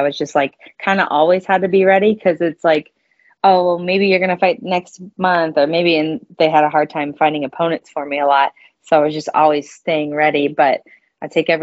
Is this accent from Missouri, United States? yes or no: yes; St. Louis, Missouri, United States; I'm from St. Louis.